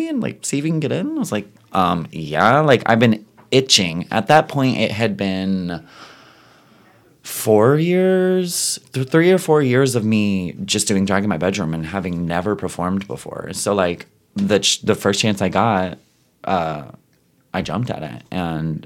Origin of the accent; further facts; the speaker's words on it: Ottawa, Ontario, Canada; I am from Ottawa